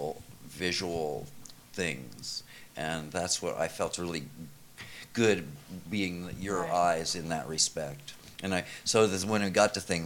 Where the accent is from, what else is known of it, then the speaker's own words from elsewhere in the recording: New York, United States; I'm from New York